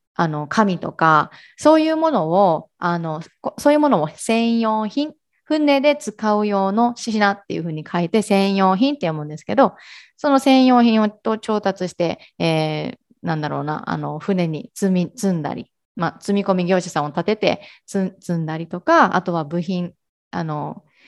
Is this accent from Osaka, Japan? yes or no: no; Ehime, Japan; moved away as an adult; now in Kagawa, Japan; 出身は愛媛です。で、香川に今は住んでいるんですけれども